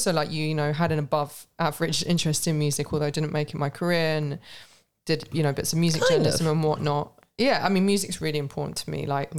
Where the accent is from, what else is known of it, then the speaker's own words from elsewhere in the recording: London, United Kingdom; I grew up in London